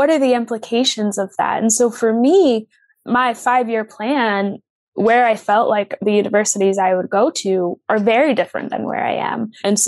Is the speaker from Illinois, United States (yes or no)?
no; Virginia, United States; I am originally from Northern Virginia, which is very diverse, and there is just a lot happening.